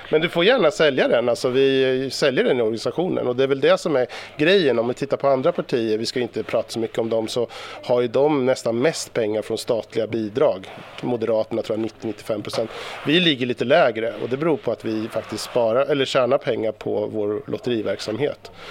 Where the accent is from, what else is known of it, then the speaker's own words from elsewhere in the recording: Sollentuna, Stockholm County, Sweden; Sollentuna arbetarkommun från- från- eller på, och det är där jag kommer ifrån. Och jag bor